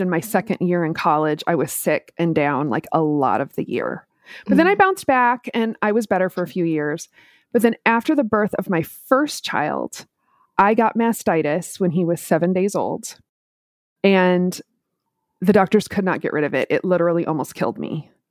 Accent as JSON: {"language": "English", "town": "Minneapolis", "region": "Minnesota", "country": "United States", "tie": "born or raised there", "moved": "as an adult", "lives_now": "Tampa, United States", "said": "I grew up in Minneapolis, so I've done both the very cold and the very hot."}